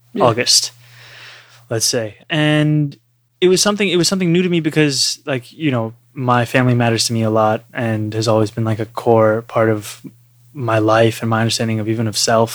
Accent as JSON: {"language": "English", "country": "Uganda", "tie": "born or raised there", "moved": "yes", "said": "I grew up with him in Uganda, which is where I was born and raised"}